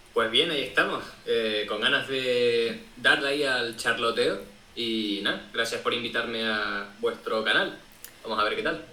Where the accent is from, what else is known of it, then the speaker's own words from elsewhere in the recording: Tenerife, Canary Islands, Spain; Yo soy de Tenerife